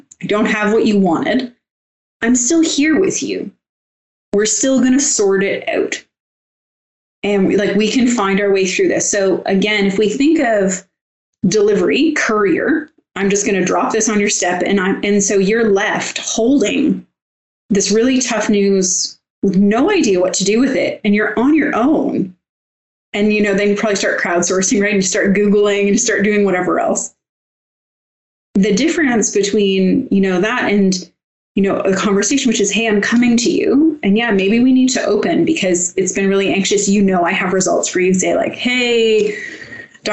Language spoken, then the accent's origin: English; Canada; I'm from Canada